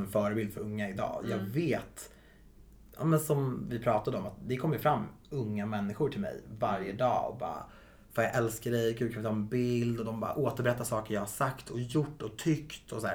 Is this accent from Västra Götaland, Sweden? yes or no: no; Viksjö, Stockholm County, Sweden; Viksjö i sig är ju väldigt homogent